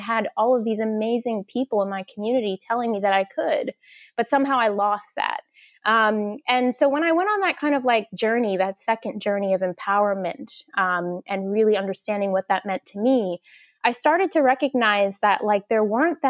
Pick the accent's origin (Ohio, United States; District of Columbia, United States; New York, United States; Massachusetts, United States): New York, United States; New York City; I was actually born and raised in the projects in Gravesend, Brooklyn, which is near to Coney Island